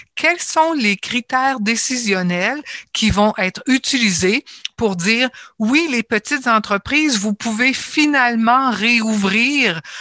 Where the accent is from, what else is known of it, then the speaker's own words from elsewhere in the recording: Ontario, Canada; je suis ontarienne et je suis canadienne également